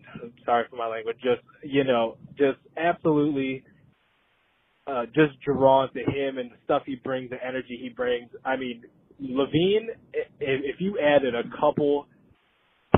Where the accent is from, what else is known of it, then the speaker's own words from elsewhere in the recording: Chicago, Illinois, United States; growing up in Chicagoland